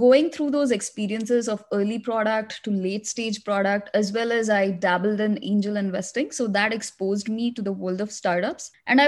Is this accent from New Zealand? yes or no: no; India; also born or lived in Middle East; now in United States; I came to US 10 years ago. Before that, I grew up in the Middle East and I'm originally from India.